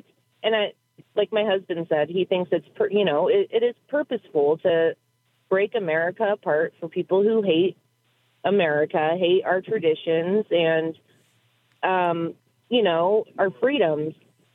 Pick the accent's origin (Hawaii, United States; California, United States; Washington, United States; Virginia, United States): Washington, United States; I'm from Washington State